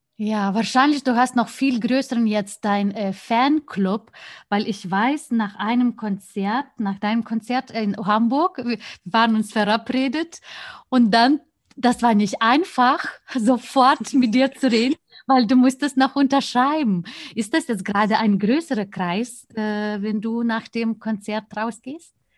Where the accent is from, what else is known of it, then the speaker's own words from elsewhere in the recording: Lithuania; moved away; mein Heimatland